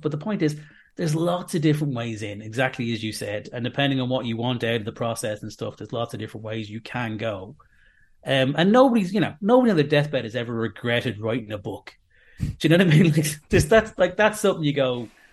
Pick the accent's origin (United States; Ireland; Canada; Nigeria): Ireland; Dublin, Leinster; now in Manchester, United Kingdom; I'm from Dublin